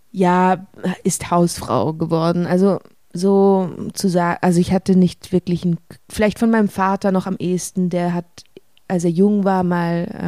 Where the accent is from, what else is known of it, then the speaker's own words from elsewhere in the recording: Switzerland; Ja, also ich komme hier aus der Schweiz